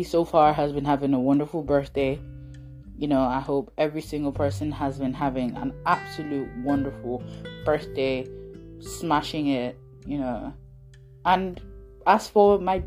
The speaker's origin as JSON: {"language": "English", "country": "Nigeria", "moved": "yes", "said": "As a Nigerian"}